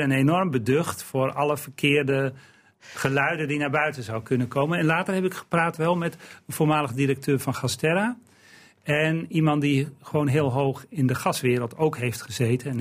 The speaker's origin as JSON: {"language": "Dutch", "town": "Eelde", "region": "Drenthe", "country": "Netherlands", "tie": "born or raised there", "said": "ik ben opgegroeid in Eelde"}